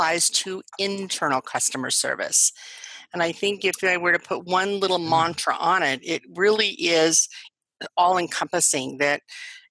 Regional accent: Colorado, United States; I'm from Colorado. I grew up, you know, in the country

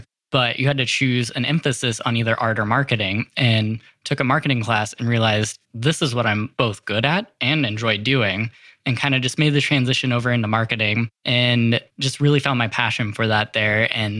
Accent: North Platte, Nebraska, United States; I grew up in Western Nebraska in a small town of North Platte, Nebraska. Big railroad town.

